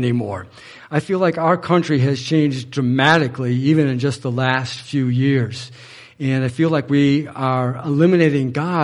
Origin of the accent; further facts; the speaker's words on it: Manchester, Michigan, United States; I'm from Manchester.